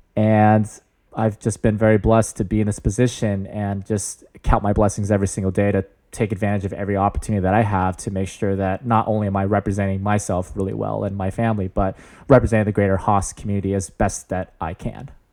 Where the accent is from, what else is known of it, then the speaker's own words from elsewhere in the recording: San Jose, California, United States; I'm born and raised in the Bay Area